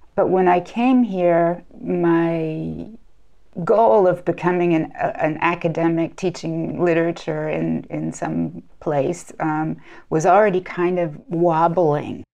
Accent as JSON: {"language": "English", "country": "United States", "tie": "born or raised there", "moved": "as an adult", "lives_now": "France", "said": "I was born in the United States and studied in the United States"}